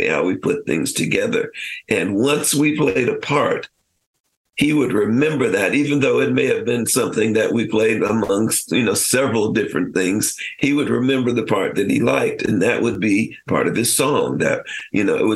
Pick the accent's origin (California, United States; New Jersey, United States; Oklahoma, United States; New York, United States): California, United States; Los Angeles; also born or lived in Memphis; we grew up in Los Angeles and kind of a cosmopolitan, diverse area.